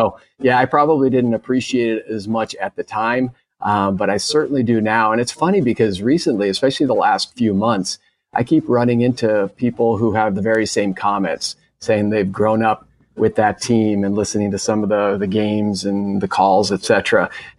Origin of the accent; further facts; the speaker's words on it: Phoenix, Arizona, United States; also born or lived in Chicago; We were growing up here in Phoenix. We moved from Chicago when I was about 5 years old.